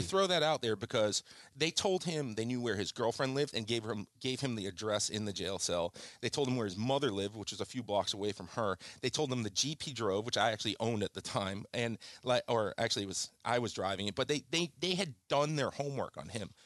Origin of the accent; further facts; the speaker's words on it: Kingston, Jamaica; moved away; I came from a turbulent childhood. I was born in Jamaica, in Kingston, Jamaica. and I was, uh, in the seventies, which was a very turbulent, violent place.